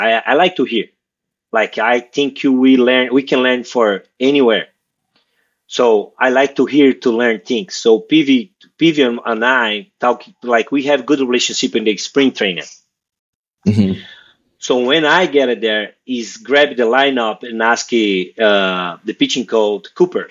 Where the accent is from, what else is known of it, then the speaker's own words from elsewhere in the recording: Brazil; English is a second language; moved away as an adult; I'm from Brazil